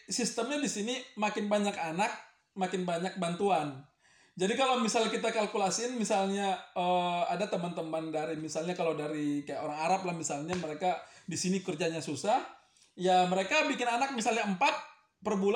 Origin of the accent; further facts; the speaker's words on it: Indonesia; gua istri orang Indo, gua orang Indo, anak gua mukanya Indo.